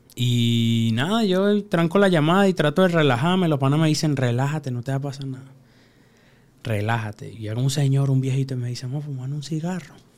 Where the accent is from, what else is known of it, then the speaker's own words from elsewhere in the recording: Venezuela; moved away as an adult; also born or lived in Peru / Chile; now in Mexico; vengo de Venezuela. Este, hace más de cinco años no pruebo comida de mi abuela